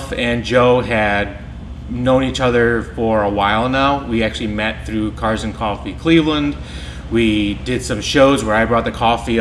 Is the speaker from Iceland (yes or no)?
yes; Iceland; now in Solon, United States; I grew up in Iceland